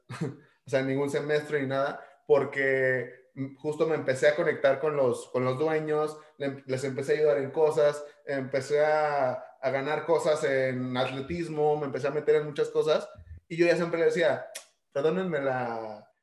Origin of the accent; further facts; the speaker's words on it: Ciudad Juárez, Chihuahua, Mexico; soy mexicano